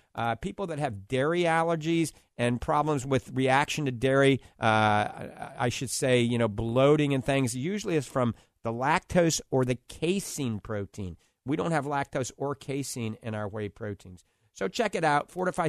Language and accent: English; New Orleans, Louisiana, United States; now in Florida, United States; I grew up in New Orleans